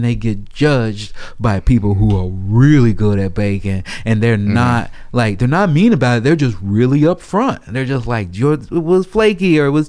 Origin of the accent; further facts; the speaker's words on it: Chicago, Illinois, United States; also born or lived in Portland, Oregon; now in Los Angeles, United States; I'm from Chicago, man.